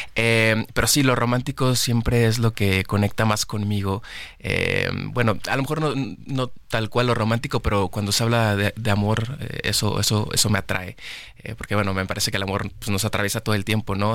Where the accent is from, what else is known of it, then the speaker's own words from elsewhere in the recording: Monterrey, Nuevo León, Mexico; yo amo Monterrey, es mi ciudad. Eh, nací en Monterrey, allá vivo todavía.